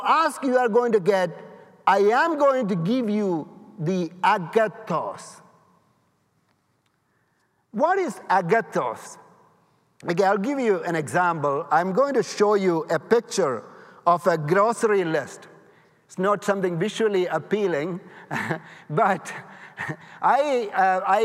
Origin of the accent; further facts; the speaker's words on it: India; now in United States; I'm from India